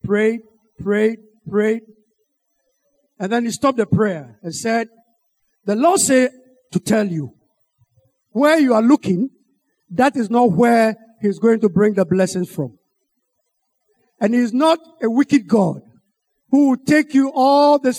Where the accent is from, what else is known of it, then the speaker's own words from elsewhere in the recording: Ghana; I'm from Ghana